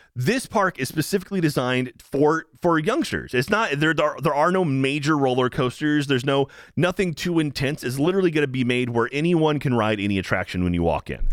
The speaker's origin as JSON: {"language": "English", "region": "Texas", "country": "United States", "tie": "born or raised there", "said": "I'm born and raised in Texas"}